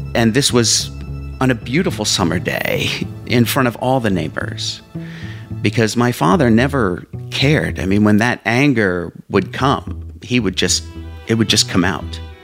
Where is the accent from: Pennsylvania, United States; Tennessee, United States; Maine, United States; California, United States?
Pennsylvania, United States; Whitehall; also born or lived in Allentown, Pennsylvania; I was born in Allentown, Pennsylvania and uh, we um, moved to Whitehall, Pennsylvania. It's all in the, the same kind of general area.